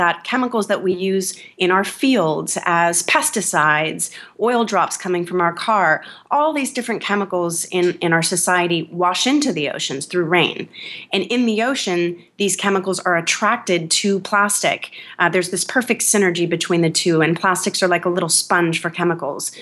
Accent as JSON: {"language": "English", "region": "California", "country": "United States", "said": "I'm from California"}